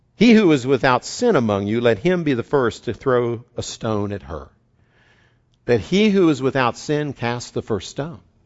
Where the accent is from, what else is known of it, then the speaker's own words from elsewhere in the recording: West Virginia, United States; a saying I grew up with in West Virginia